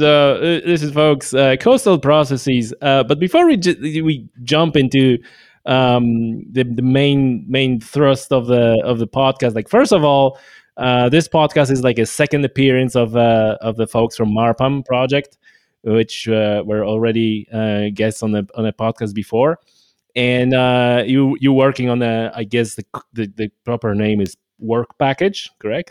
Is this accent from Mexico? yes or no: no; Poland; now in Northern Ireland, United Kingdom; I come from Poland